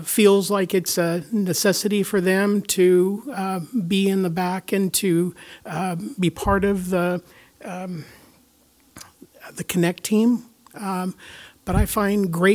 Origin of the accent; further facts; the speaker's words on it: Topeka, Kansas, United States; now in Kansas City, United States; it's just Corey and I here in Kansas City. We are from Topeka as well